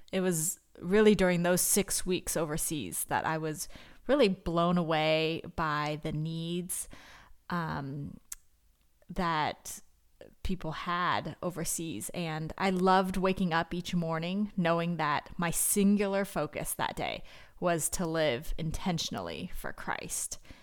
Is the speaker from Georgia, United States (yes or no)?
no; Northern California, United States; I'm from Northern California, and I grew up going to a church